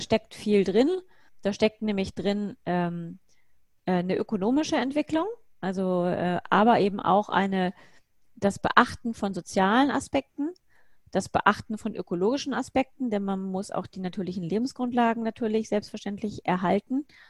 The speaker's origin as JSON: {"language": "German", "region": "Bavaria", "country": "Germany", "tie": "born or raised there", "said": "ich bin in Bayern aufgewachsen"}